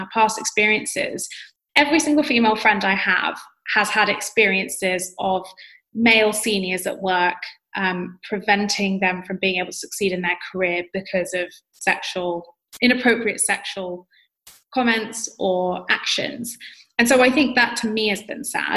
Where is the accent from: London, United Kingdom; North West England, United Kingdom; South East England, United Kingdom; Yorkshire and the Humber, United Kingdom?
London, United Kingdom; accent: UK accent; I grew up in London. Of course, I'm going to sound like any other person who grew up in London.